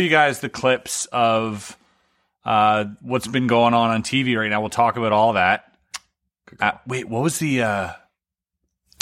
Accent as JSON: {"language": "English", "country": "Canada", "tie": "born or raised there", "said": "as a child growing up in Canada"}